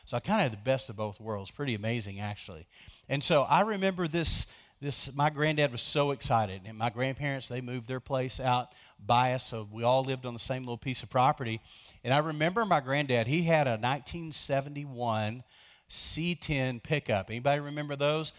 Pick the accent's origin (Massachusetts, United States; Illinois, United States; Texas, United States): Texas, United States; Lubbock; also born or lived in between Post and Tahoka, Texas; I grew up in Lubbock